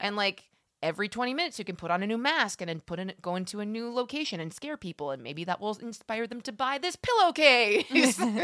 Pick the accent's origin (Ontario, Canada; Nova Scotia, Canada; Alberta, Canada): Alberta, Canada; born or raised there